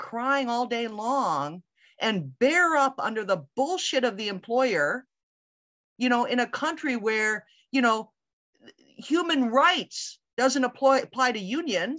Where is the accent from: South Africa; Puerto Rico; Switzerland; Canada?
Canada; now in United States; I came from Canada, you know, I was born in the States, raised in Canada